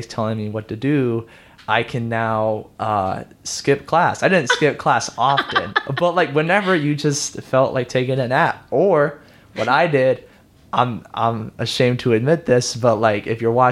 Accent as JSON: {"language": "English", "town": "San Antonio", "region": "Texas", "country": "United States", "tie": "born or raised there", "lives_now": "Houston, United States", "said": "I'm born and raised in San Antonio"}